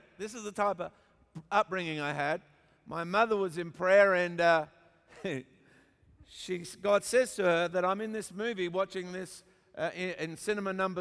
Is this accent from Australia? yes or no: yes; Australia; also born or lived in Papua New Guinea; And so there I was born in Papua New Guinea, actually. I know I don't look like I'm born in Papua New Guinea, but I was. And then we came back to Australia